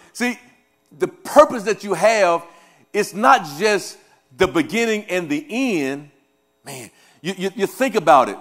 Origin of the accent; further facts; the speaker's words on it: Louisiana, United States; also born or lived in Kansas City; now in Topeka, Kansas, United States; I am, uh, uh, originally from Louisiana